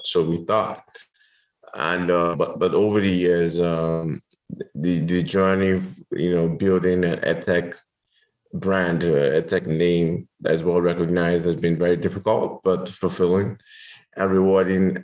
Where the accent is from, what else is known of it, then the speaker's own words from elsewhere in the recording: Lagos, Nigeria; also born or lived in United States; I grew up in Nigeria. I grew up in Lagos. Grew up in Surulere